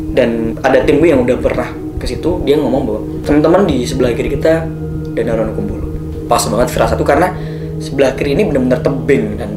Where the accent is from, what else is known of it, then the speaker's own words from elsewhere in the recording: Surakarta, Central Java, Indonesia; Aku datang dari kotaku, dari kota Solo, berdua, hanya dua orang